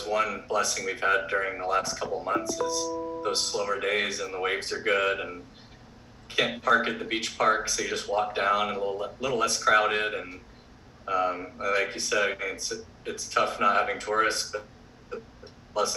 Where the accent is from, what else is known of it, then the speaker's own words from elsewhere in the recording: Florida, United States; moved away as an adult; also born or lived in Auburn; now in Hawaii, United States; I grew up surfing in Florida